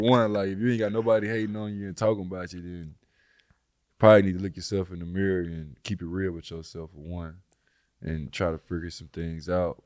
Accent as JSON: {"language": "English", "town": "Little Rock", "region": "Arkansas", "country": "United States", "tie": "born or raised there", "moved": "yes", "said": "I come from Little Rock, Arkansas. I didn't, I done stayed in eighteen houses growing up"}